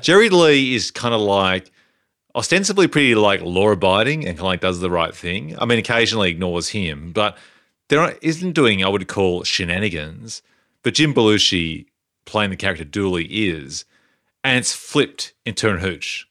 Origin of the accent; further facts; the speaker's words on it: Canberra, Australian Capital Territory, Australia; growing up in Canberra, we had two channels